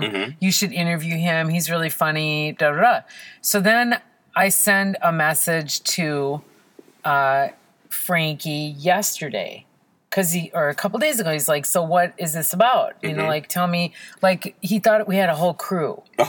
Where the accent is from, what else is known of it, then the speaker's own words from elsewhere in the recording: Israel; born there; Well, I was born in Israel. Can you believe it?